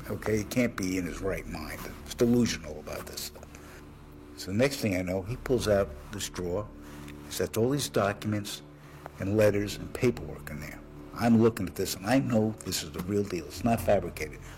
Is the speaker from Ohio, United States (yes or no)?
no; New York City, New York, United States; now in North Hollywood, United States; I'm originally from New York City.